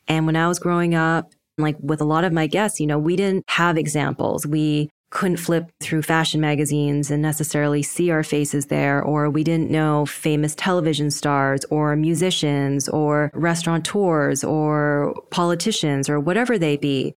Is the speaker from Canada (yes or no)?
yes; Canada; I grew up in Canada, in a predominantly Western white neighborhood